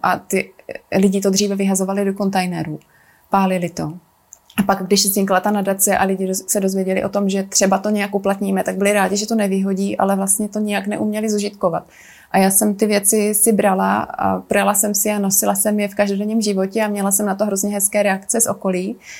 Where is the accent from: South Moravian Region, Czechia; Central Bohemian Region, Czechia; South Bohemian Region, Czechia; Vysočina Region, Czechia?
South Moravian Region, Czechia; also born or lived in Italy / Japan; now in Prague, Czechia; Narodila jsem se a vlastně strávila jsem dětství na Jižní Moravě